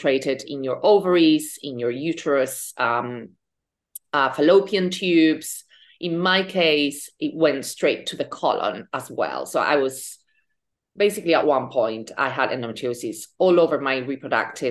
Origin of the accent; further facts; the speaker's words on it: Spain; moved away as an adult; also born or lived in London, United Kingdom; now in New York, United States; I am from Spain. I lived in the UK for 15 years.